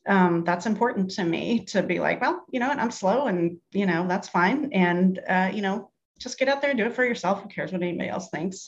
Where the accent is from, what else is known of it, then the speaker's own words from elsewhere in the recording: United States; I'm such an American